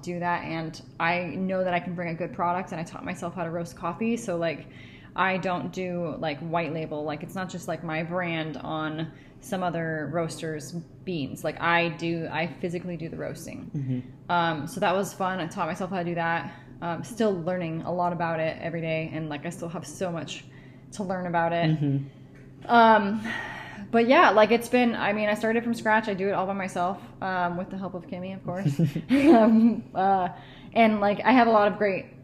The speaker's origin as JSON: {"language": "English", "town": "Seattle", "region": "Washington", "country": "United States", "moved": "yes", "said": "I'm originally from Seattle"}